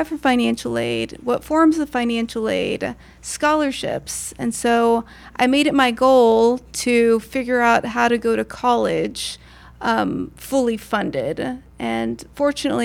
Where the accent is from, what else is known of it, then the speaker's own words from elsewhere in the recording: San Antonio, Texas, United States; now in San Marcos, United States; I did grow up in San Antonio, and I went through the public school system there